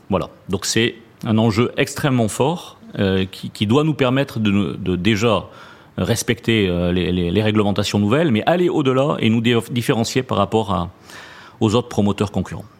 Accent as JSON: {"language": "French", "town": "Toulouse", "region": "Occitania", "country": "France", "tie": "born or raised there", "also_born_or_lived": "Paris", "moved": "yes", "said": "mon accent euh, me trahit souvent. Effectivement, je suis né en région toulousaine"}